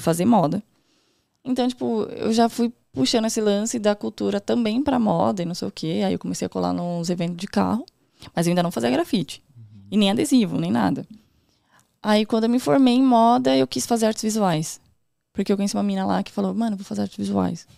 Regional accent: São Paulo, Brazil; also born or lived in Morro Doce, São Paulo; Atualmente eu moro lá no Morro Doce, porque eu morava no Campo Limpo, Zona Sul. Nasci lá, vivi uhum. até os 19 anos

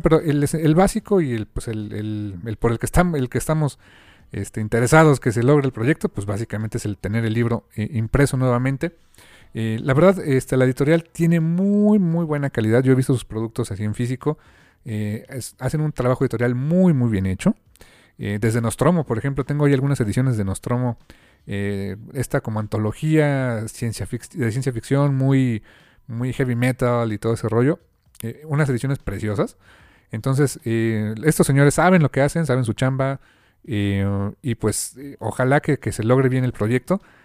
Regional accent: Mexico; como lector mexicano

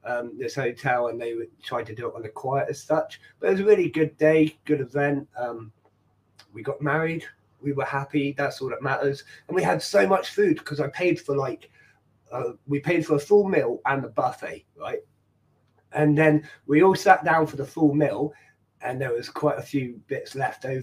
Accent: Ireland; I'm Irish

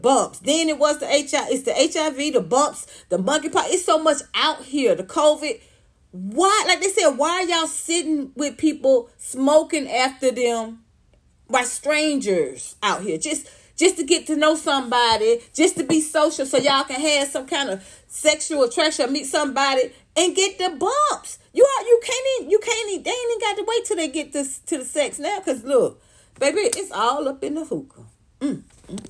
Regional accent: Atlanta, Georgia, United States; Southwest Atlanta, where I grew up

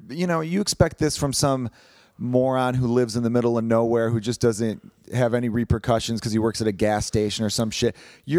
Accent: Chicago, Illinois, United States; But a player for the Chicago, my hometown team, the Chicago Blackhawks

